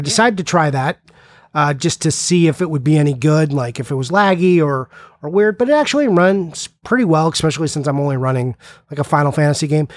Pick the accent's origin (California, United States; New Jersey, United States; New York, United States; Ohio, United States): California, United States; I'm from California